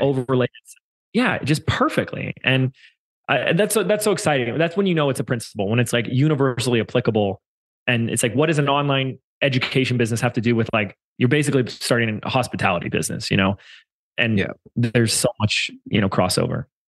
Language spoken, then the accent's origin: English; Laguna Beach, California, United States; moved away as an adult; We have a core team that come in an office every day in, in my hometown of Laguna Beach um, before I moved